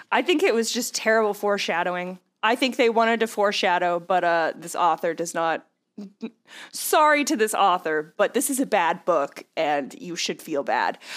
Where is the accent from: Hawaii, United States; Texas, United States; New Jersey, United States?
Texas, United States; now in New Orleans, United States; I've lived in the South my whole life, but, uh, yeah. I live in New Orleans. I grew up in Texas